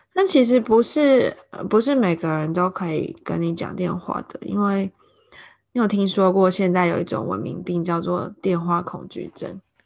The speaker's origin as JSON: {"language": "Chinese", "country": "Taiwan", "moved": "as an adult", "lives_now": "London, United Kingdom", "said": "我是台湾人， 我现在住在伦敦。以前在台湾的时候教小朋友画画，但现在是一个中文保姆，有时候也做私人家教"}